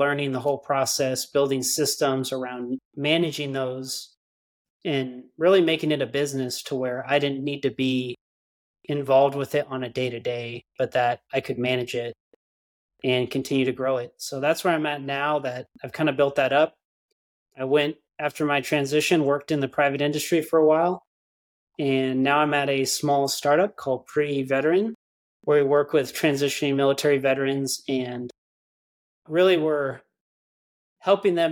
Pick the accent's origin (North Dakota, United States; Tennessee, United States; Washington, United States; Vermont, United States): Washington, United States; moved away as an adult; now in Texas, United States; I grew up in the Pacific Northwest in Washington State, youngest of 3 boys. Grew up there, had a great childhood there